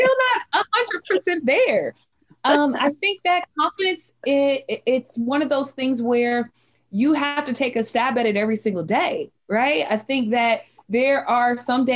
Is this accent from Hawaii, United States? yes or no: no; Las Vegas, Nevada, United States; moved away as an adult; now in Dallas, United States; I was born and raised in Las Vegas, Nevada. However, I moved to Texas, Dallas, Texas, to be exact, in 2016